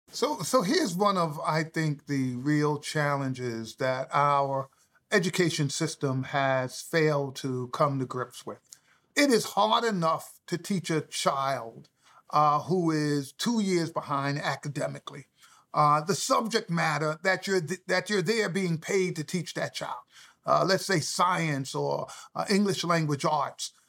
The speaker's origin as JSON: {"language": "English", "town": "New York City", "region": "New York", "country": "United States", "tie": "born or raised there", "said": "I grew up in the South Bronx"}